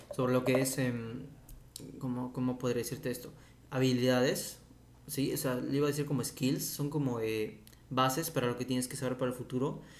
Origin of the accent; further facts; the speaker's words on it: Peru; mi país de origen que es Perú